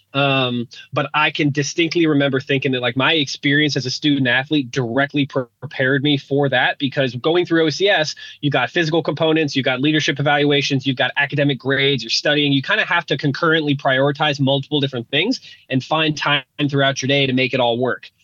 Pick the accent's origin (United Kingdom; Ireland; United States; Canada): United States; Denver, Colorado; my my district school growing up in Denver